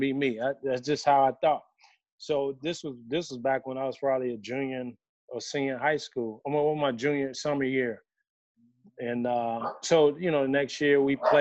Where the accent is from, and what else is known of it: Chicago, Illinois, United States; born or raised there